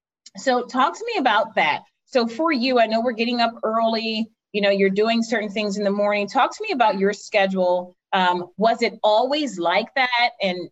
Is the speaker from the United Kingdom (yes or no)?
no; the South, United States; That's how you know we're from the South or not, Michael.